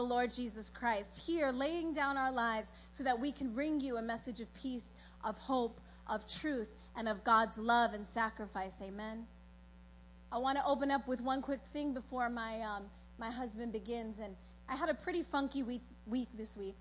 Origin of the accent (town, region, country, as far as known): New York, United States; born or raised there; also born or lived in South America